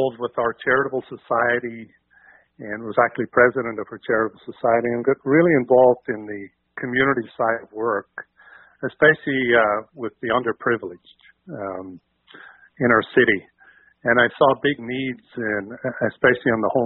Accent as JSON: {"language": "English", "town": "Magherafelt", "region": "Northern Ireland", "country": "United Kingdom", "tie": "born or raised there", "moved": "as an adult", "lives_now": "Burnaby, Canada", "said": "growing up in Northern Ireland"}